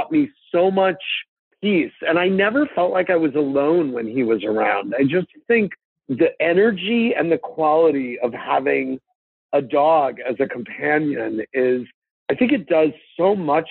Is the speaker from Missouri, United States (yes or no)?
yes; St. Louis, Missouri, United States; I grew up in St. Louis with two parents and a sister